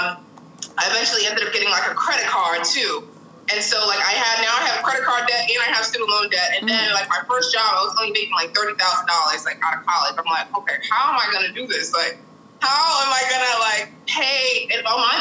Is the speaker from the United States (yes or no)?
yes; Boston, Massachusetts, United States; So I grew up in Boston, Massachusetts, so born and raised